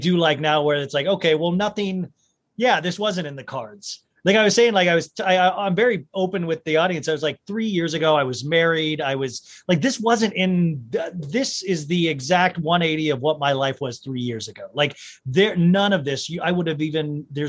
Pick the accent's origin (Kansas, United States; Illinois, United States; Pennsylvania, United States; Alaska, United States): Kansas, United States; growing up in Kansas